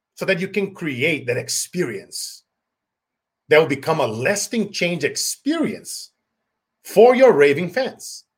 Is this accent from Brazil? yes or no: yes; Brazil; now in United States; growing up in Brazil, poor, going on rice for 90 days at a time